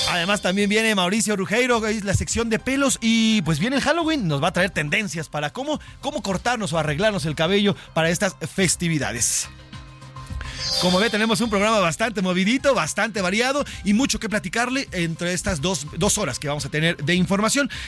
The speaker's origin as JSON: {"language": "Spanish", "country": "Mexico", "said": "Al final somos mexicanos todos"}